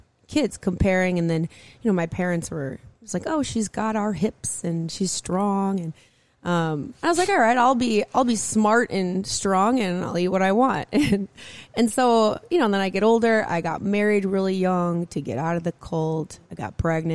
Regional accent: Minneapolis, Minnesota, United States; I grew up in Minneapolis

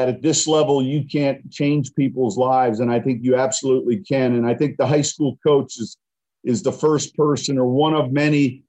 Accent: Illinois, United States; I'm from Illinois

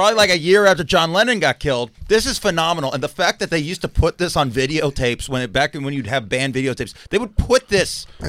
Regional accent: Las Vegas, Nevada, United States; I'm from Vegas. I went to a hood school in Vegas.

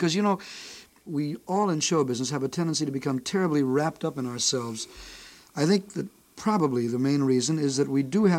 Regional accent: Chicago, Illinois, United States; back in Chicago, my hometown.

